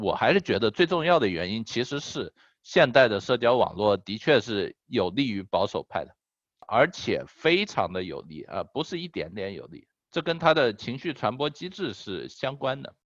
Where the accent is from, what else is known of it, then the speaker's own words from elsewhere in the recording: China; 作为中国人